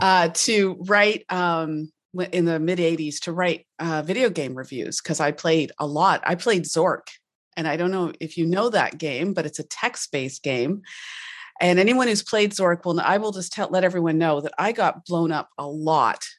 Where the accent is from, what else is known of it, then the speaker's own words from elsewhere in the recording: Canada; I'm Canadian